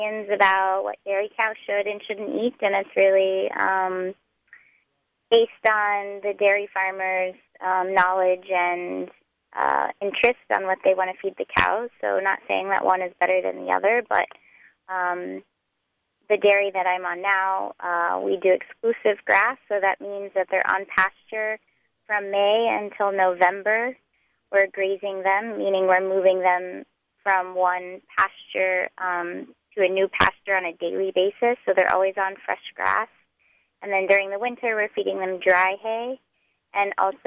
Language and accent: English; Texas, United States; moved away as an adult; now in Hudson Valley, United States; I grew up in Texas